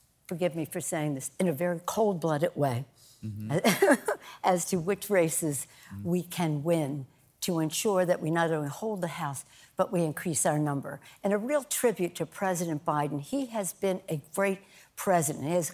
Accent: Maryland, United States; now in California, United States; I'm from Maryland originally. I've been in California a long time

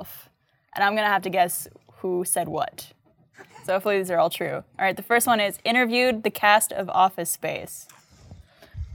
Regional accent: Montreal, Quebec, Canada; moved away as an adult; now in United States; I was born in Montreal, which is about 45 minutes from the border.

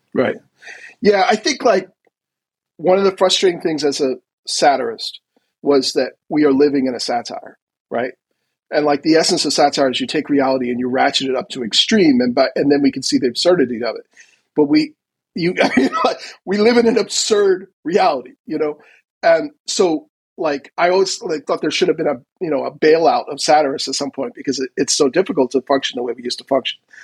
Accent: United States; as an American

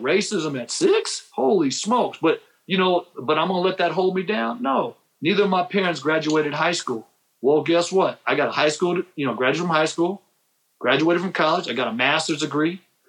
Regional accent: Japan; also born or lived in San Diego; I come from Japan. I was born in San Diego, and my first memory as a young kid is in Japan, right?

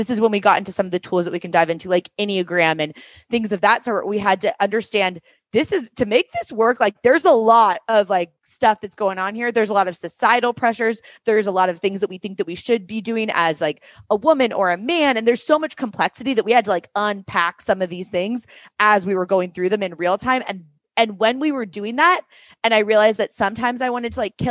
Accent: Seattle, Washington, United States; moved away as an adult; also born or lived in New York City; we both grew up there

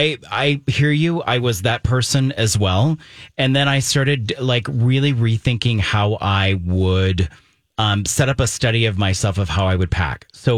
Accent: Germany; And, you know, I was raised in Germany, so I've been like all over Europe.

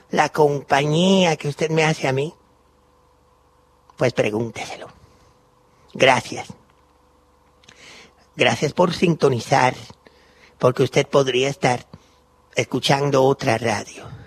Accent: Cuba; now in Argentina; Soy cubana y estoy aquí en Maipú 555.

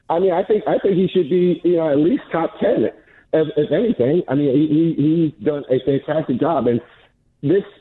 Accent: New Jersey, United States; I'm from New Jersey. I went to St. Benedict's Prep.

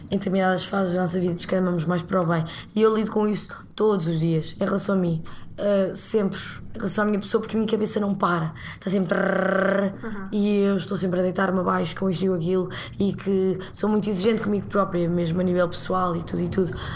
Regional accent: Portugal; moved away as an adult; now in Lisbon, Portugal; cresci em Oliveira das Mães, que é uma pequena cidade.

